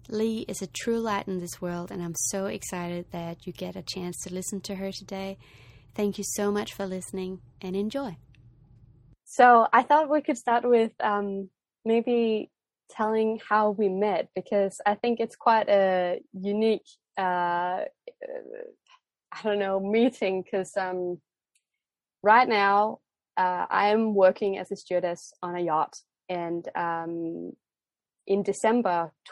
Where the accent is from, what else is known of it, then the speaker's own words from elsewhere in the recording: Denmark; first language Danish; English is a second language; also born or lived in Australia / United States; For those of you who know me, you know that I come from Denmark and that Danish is my first language. But I wouldn't necessarily say that I have the strongest Danish accent when I speak English.